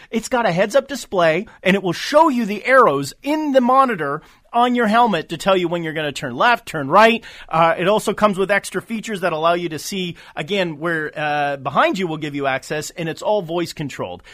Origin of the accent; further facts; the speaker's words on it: Canada; as a Canadian, I work both sides of the border